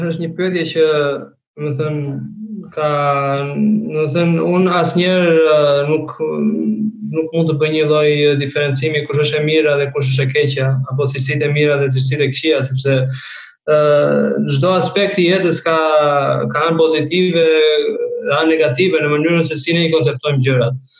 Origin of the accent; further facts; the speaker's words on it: Albania; moved away as an adult; also born or lived in Germany; now in Nuremberg, Germany; ne si shqiptar kemi një një ego shumë të